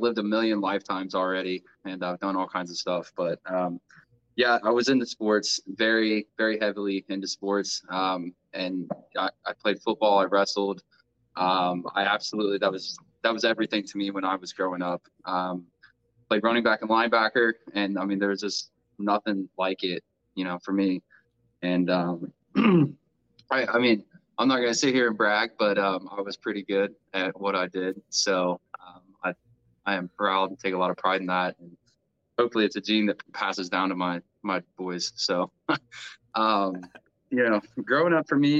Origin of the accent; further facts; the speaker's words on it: Grove City, Ohio, United States; also born or lived in Circleville, Ohio; I grew up in mostly in Grove City, Ohio, where I'm currently living now